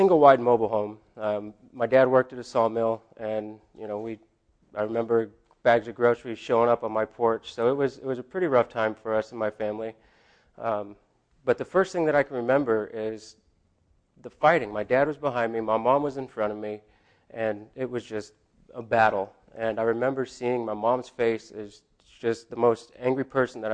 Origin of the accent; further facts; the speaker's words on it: Blue Lake, California, United States; also born or lived in Eureka, California; I was born in Eureka, California. I grew up in Blue Lake, went to Arcata High